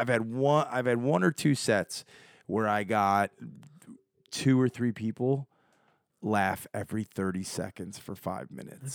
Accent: Chicago, Illinois, United States; I'm from Chicago

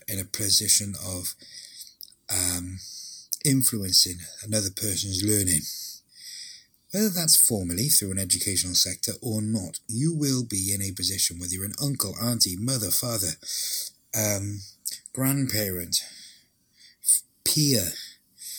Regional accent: Welsh, Wales, United Kingdom; being Welsh for so long.

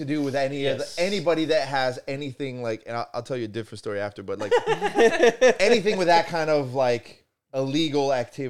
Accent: Italy; moved away; I was born in Italy

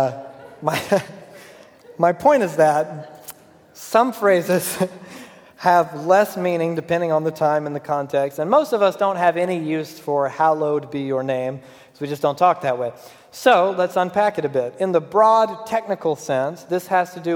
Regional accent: Georgia, United States; moved away as an adult; I'm from Georgia

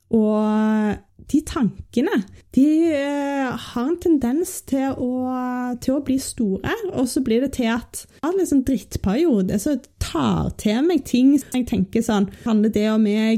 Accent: Norway; her hjemme i Norge

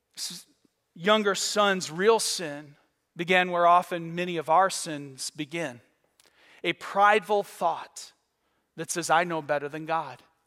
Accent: Michigan, United States; now in Florida, United States; I grew up on Lake Huron

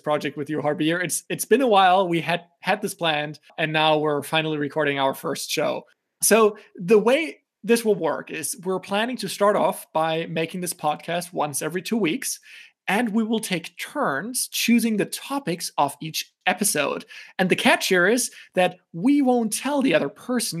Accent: Germany; also born or lived in United States; I was born and raised in Germany, but I did spend a considerable amount of my life in the US also.

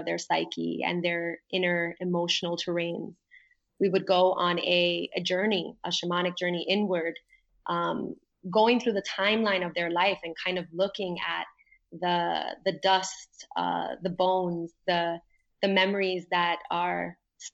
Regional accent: New York, United States; moved away as an adult; now in Puerto Rico; when I first moved to Puerto Rico, because I grew up in New York

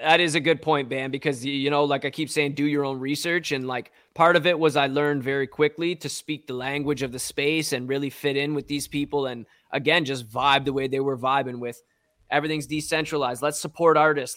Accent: Strathroy, Ontario, Canada; now in London, Canada; I'm originally from Strathroy, an even smaller town

